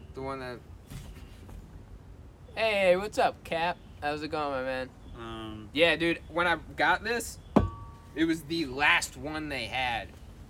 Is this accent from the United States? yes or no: yes; Irvington, New York, United States; also born or lived in Montreal; We live in Irvington. Now you know our hometown.